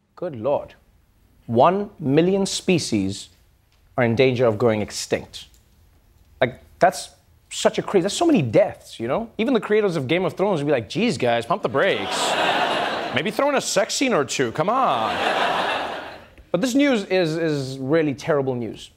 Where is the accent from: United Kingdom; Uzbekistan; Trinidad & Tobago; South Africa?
South Africa; as a South African